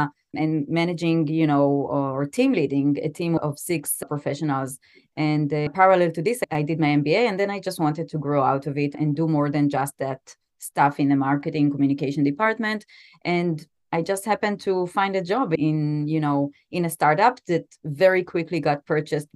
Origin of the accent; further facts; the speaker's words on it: Israel; also born or lived in New York City, United States; I was born and raised mostly in Israel. I spent my high school years actually in New York